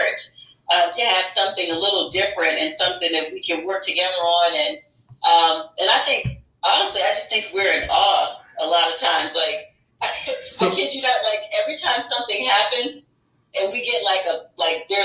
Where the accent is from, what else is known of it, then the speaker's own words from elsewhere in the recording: East Coast, United States; now in Southern California, United States; I'm from the East Coast originally.